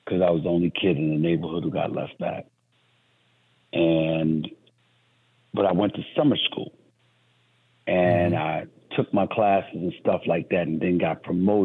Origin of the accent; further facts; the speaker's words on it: New York, United States; the New York Daily News, my hometown paper